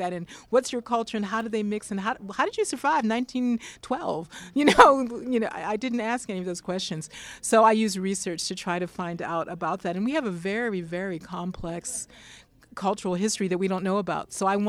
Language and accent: English; the Carolinas, United States; We have family mythology that there are Cherokees in our family because we're from the Carolinas where the Cherokees were.